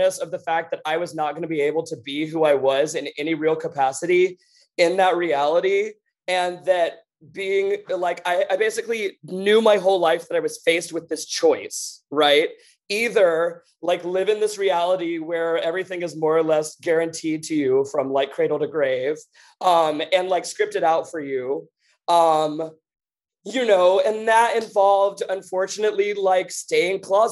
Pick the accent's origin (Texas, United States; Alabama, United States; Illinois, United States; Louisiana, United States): Alabama, United States; North; moved away; also born or lived in New York; I'm from North Alabama.